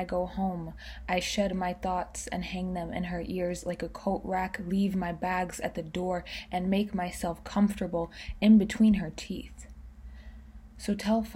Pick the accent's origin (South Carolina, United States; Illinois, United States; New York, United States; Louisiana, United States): New York, United States; I'm 20 years old and I'm a poet from New York